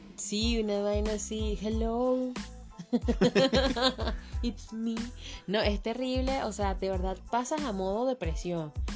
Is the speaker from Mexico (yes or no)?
no; Venezuela; now in Chile; como dice uno en Venezuela